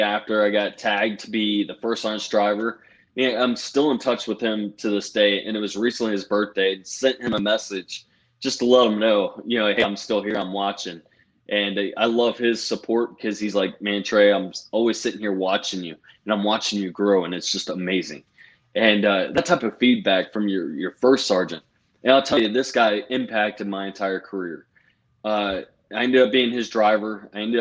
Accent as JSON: {"language": "English", "town": "Virginia Beach", "region": "Virginia", "country": "United States", "also_born_or_lived": "North Carolina", "moved": "as an adult", "lives_now": "Pennsylvania, United States", "said": "we're actually originally from Virginia Beach, big old Navy town"}